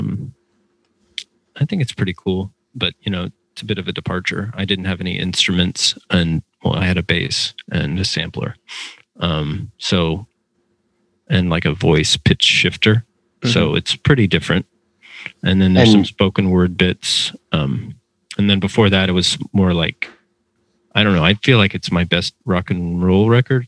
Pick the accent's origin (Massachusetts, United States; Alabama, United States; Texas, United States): Texas, United States; San Antonio; I had to move back to San Antonio, Texas, which is my hometown